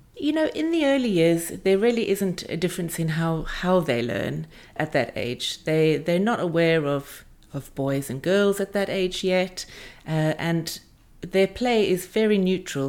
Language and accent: English; South Africa; moved away as an adult; also born or lived in Aspen, Colorado; now in England; I grew up in South Africa